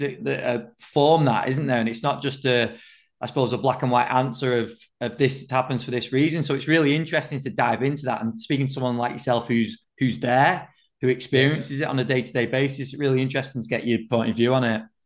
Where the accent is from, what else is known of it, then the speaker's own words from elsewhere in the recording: England, United Kingdom; as an Englishman